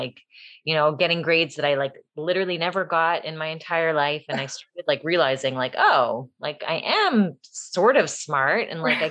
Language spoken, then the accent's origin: English; Toronto, Ontario, Canada; moved away as an adult; also born or lived in Buffalo, New York / Queens, New York; now in Five Towns, United States; I lived there until I was 5, and then I moved to Canada, and I was raised in Toronto